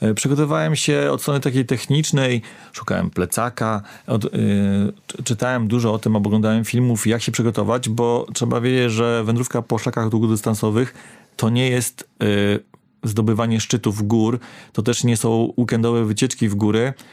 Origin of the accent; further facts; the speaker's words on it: Warmian-Masurian Voivodeship, Poland; Ja pochodzę z Warmii